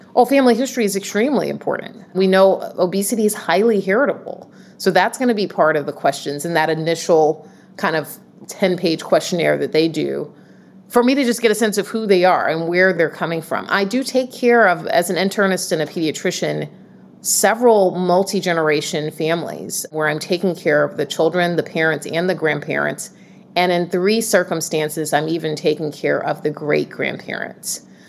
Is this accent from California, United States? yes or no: no; Atlanta, Georgia, United States; now in Boston, United States; born and raised in Atlanta, Georgia, and the, the South